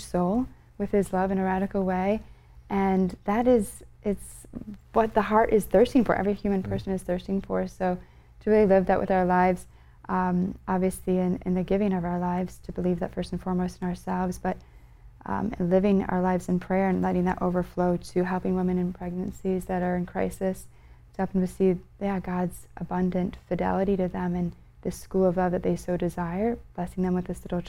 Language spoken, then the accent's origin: English; Connecticut, United States; I grew up in Connecticut